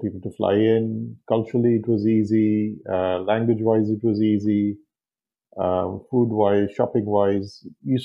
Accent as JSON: {"language": "English", "country": "Hong Kong", "tie": "born or raised there", "moved": "yes", "lives_now": "Dubai, United Arab Emirates", "said": "I grew up in Hong Kong"}